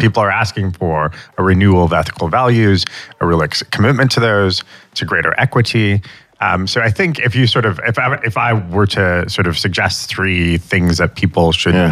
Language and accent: English; United States; as an American